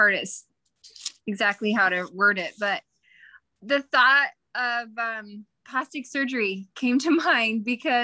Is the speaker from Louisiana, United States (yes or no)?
no; Utah, United States; now in Texas, United States; I grew up in Utah and now I live in Texas